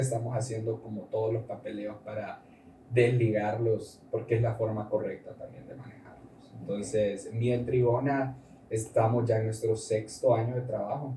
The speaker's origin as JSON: {"language": "Spanish", "country": "Honduras", "also_born_or_lived": "Costa Rica", "said": "Soy hondureño"}